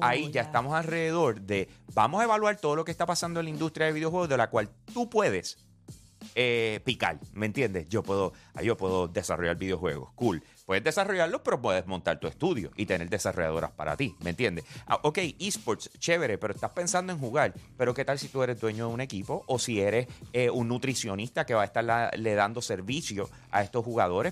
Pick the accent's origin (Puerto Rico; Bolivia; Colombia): Puerto Rico